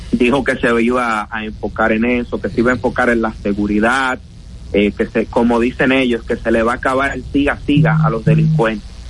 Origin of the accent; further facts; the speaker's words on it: Dominican Republic; en nuestro país nosotros tenemos que ser burlados como dominicanos